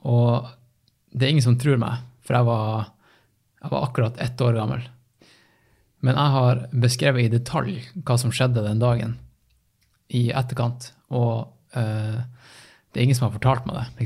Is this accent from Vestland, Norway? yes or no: no; Tromsø, Troms, Norway; moved away; also born or lived in Oslo; jeg vokste opp i Tromsdalen.